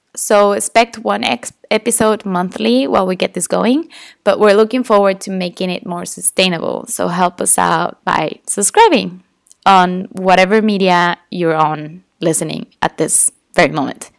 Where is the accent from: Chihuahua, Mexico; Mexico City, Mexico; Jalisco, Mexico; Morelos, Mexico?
Morelos, Mexico; Tepoztlán; English is a second language; my hometown, a beautiful place called Tepoztlán. And growing up in this town is super touristy